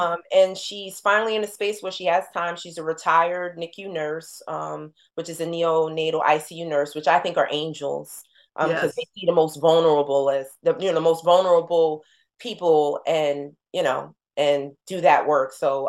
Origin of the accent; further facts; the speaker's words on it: New Jersey, United States; She just exhibited in Newark, which was like going home, you know, we're from Jersey.